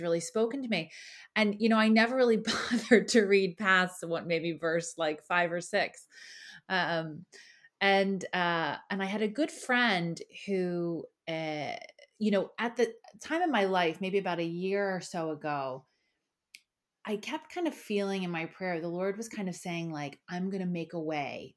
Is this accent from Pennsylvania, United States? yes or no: yes; Philadelphia, Pennsylvania, United States; moved away as an adult; now in Ireland; I'm originally from Philadelphia, and I grew up in a really wonderful home